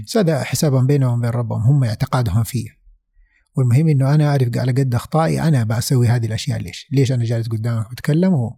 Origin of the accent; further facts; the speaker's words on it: Saudi Arabia; moved away as an adult; also born or lived in Vancouver, Canada; انا سعودي موجود من هنا